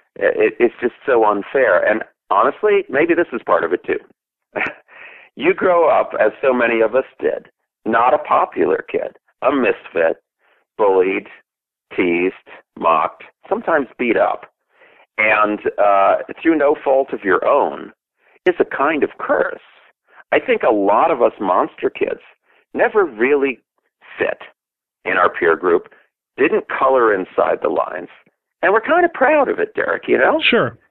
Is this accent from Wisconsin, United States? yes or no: yes; Milwaukee, Wisconsin, United States; I was growing up in Milwaukee